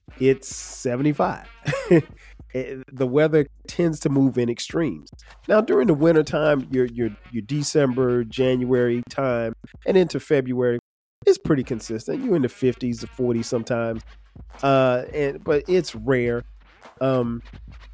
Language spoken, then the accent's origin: English; Florence, South Carolina, United States; also born or lived in Newark, New Jersey; now in Atlanta, United States; I grew up in Florence, South Carolina, which is about 4 hours from Atlanta.